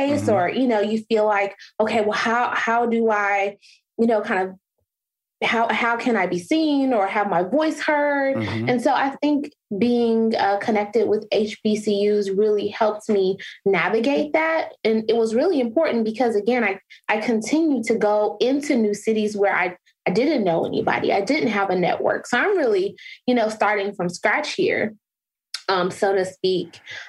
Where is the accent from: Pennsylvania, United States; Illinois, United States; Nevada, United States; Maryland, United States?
Illinois, United States; Chicago; now in Atlanta, United States; I am originally from Chicago.